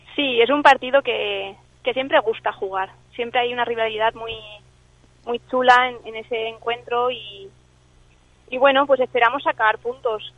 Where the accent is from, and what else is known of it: Spain; born or raised there; also born or lived in Scotland